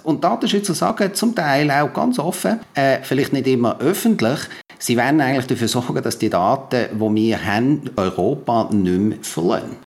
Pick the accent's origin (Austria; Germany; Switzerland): Switzerland; bei uns in der Schweiz